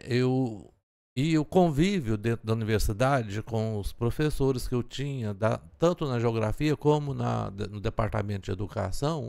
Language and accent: Portuguese; Turvânia, Goiás, Brazil; eu nasci em Turvânia, que é aqui na região oeste do estado, a 90 quilômetros de Goiânia